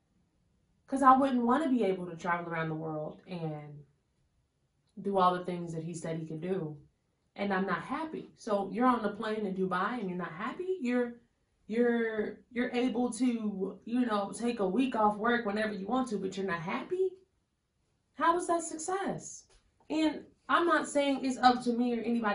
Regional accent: Chicago, Illinois, United States; where are you from? Chicago

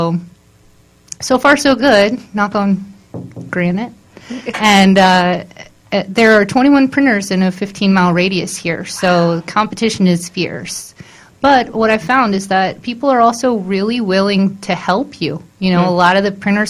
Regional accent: Maryland, United States; moved away as an adult; also born or lived in Baltimore area; I'm originally from Maryland.

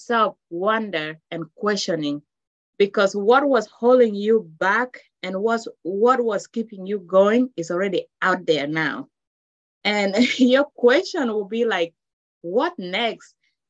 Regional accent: South Sudan; now in United States; I am Luo from South Sudan.

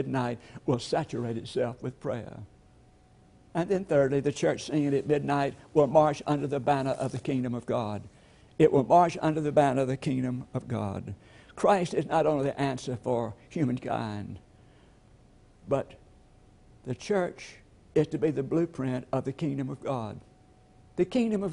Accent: LaGrange, Georgia, United States; I'm from LaGrange, Georgia, and I remember a little lady in our hometown

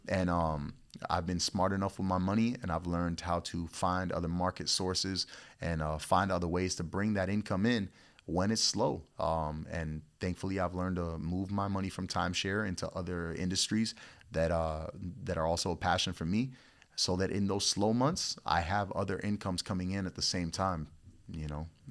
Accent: Florida, United States; also born or lived in Puerto Rico; I was born in Puerto Rico, raised out here in Florida

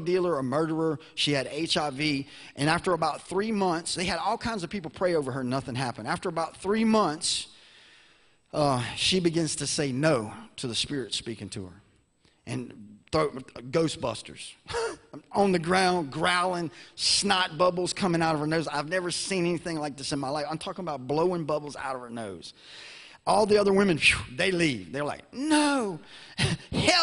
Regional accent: Baton Rouge, Louisiana, United States; I'm from Louisiana, so we had Katrina

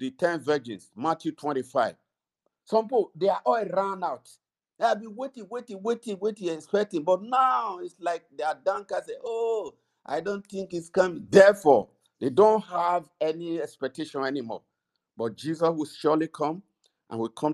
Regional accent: Nigeria; moved away; we're from Nigeria

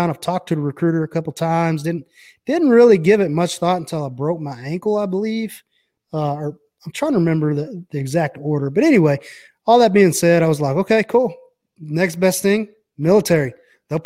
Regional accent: Brownwood, Texas, United States; I grew up in a little town called Brownwood in Texas

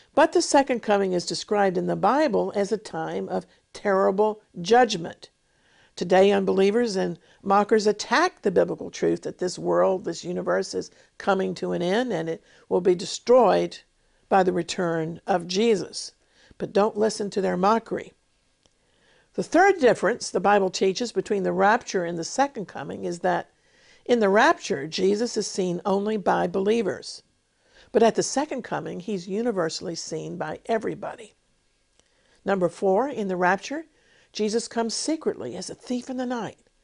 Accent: United States; now in Israel; today, I live in England, in Israel, but I was born in America

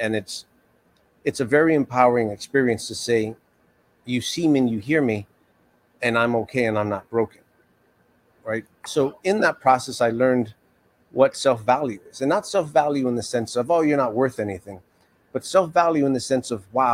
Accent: New York City, New York, United States; I grew up in New York City

